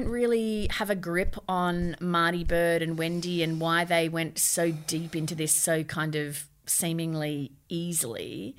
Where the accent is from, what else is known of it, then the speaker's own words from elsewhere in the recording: Brisbane, Queensland, Australia; growing up in Brisbane, it's very 80s nostalgic.